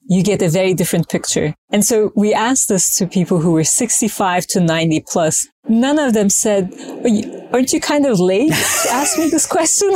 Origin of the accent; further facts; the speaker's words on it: Izmir, Turkey; moved away; I was born in Turkey in Izmir on the Aegean coast